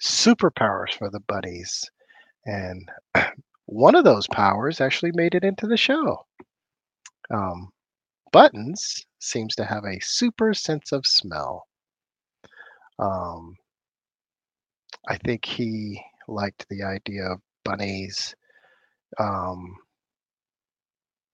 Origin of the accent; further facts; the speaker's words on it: Oakland, California, United States; I'm from the Bay Area. I'm from Oakland, California.